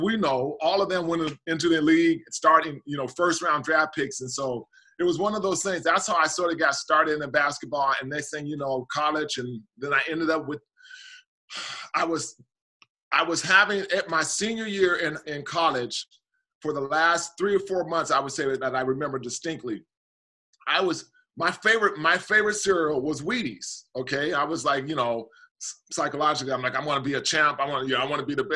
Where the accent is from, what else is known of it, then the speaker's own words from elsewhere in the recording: Portland, Oregon, United States; growing up in Portland, it's a small – Portland's a really small, and especially during my childhood days, a small town